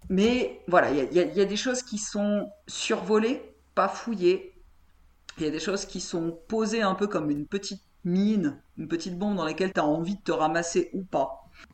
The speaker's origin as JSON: {"language": "French", "country": "France", "said": "je suis française"}